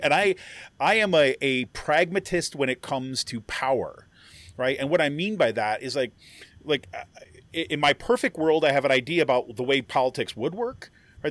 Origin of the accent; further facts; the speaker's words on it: Utica, New York, United States; also born or lived in Southwest Ohio / Washington, D.C.; now in Pennsylvania, United States; I grew up in kind of like central New York and Utica, New York